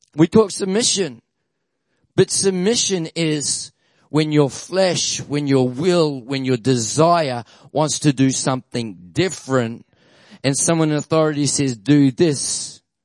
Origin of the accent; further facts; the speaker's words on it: Auckland, New Zealand; moved away as an adult; now in Australia; I was born in Auckland, lived in Auckland from 73 to 92. And when I was 19, uh, God told dad to move our family to Australia